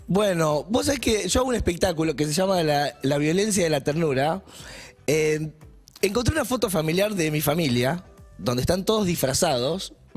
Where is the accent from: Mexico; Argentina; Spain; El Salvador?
Argentina; Rosario, Santa Fe; Yo soy de Rosario y estudié como varias cosas